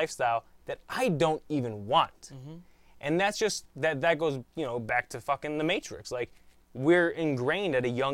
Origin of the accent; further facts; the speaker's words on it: United States; we were raised in America